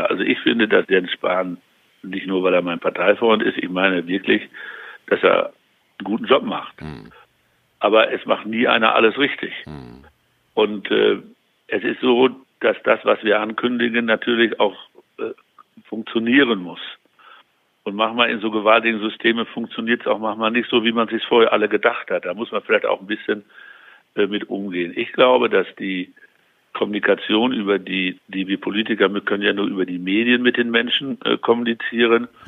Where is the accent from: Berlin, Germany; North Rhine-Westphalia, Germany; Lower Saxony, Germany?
North Rhine-Westphalia, Germany; Also ich würde mal so sagen, als Westfale würde ich, ja, wenn ich sowas in der Nachbarschaft organisieren würde, fände ich gegen Bier nicht so viel einzuwenden